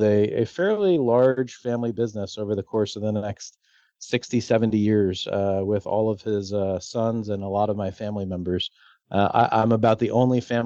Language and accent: English; Florida, United States; I spend most of my life in Florida. I grew up in Florida